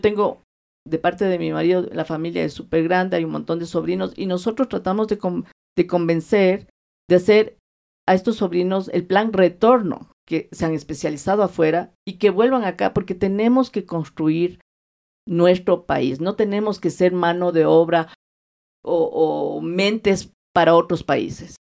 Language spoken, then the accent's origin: Spanish; Quito, Pichincha, Ecuador; yo soy nacida aquí y yo me crié aquí